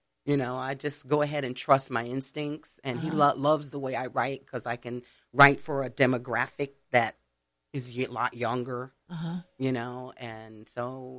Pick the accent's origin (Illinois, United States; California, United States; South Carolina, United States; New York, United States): New York, United States; Long Island; now in Maui, United States; I was born and raised in Long Island.